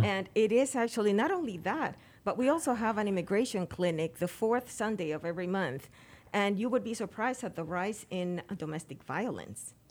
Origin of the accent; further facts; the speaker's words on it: Dominican Republic; moved away; Dominican Republic. Yep. That's where I went to school.